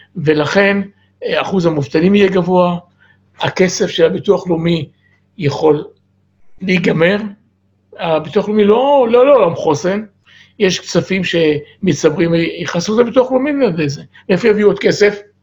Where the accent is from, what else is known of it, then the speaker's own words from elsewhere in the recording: Or Yehuda, Tel Aviv District, Israel; now in Ramat Gan, Israel; אני, אני נולדתי באור יהודה וגר ברמת גן מ-59